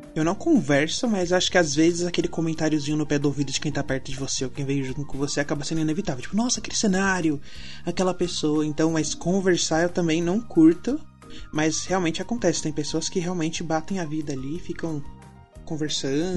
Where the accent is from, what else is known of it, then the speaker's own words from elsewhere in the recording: ABC, São Paulo, Brazil; eu moro longe, eu sou do ABC.